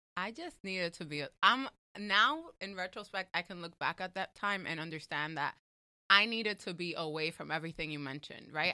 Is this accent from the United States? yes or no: yes; New York, United States; I'm from New York